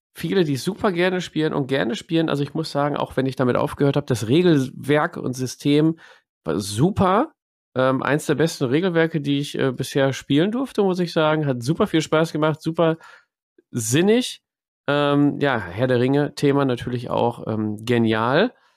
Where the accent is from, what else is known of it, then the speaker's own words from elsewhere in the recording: Ruhr area, North Rhine-Westphalia, Germany; bei uns im Pott